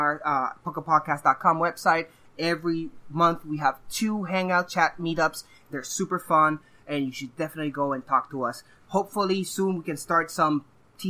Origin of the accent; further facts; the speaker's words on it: Puerto Rico; moved away; I am also from Puerto Rico, that faraway region